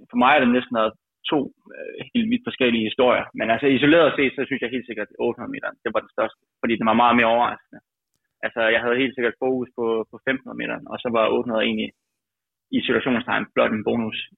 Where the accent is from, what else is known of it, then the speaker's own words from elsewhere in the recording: Aalborg, North Denmark Region, Denmark; now in Aarhus, Denmark; selvom jeg er Aalborg-dreng, jeg bor jo i Aarhus nu, øh, og træner i Aarhus.